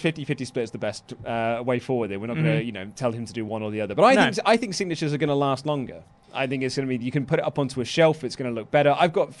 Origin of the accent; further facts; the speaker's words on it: Spain; I grew up in Spain, which he responded to well.